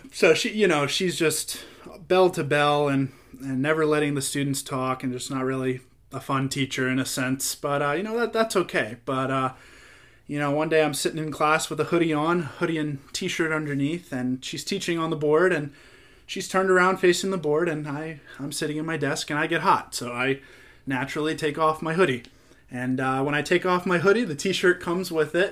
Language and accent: English; Florida, United States; growing up in Florida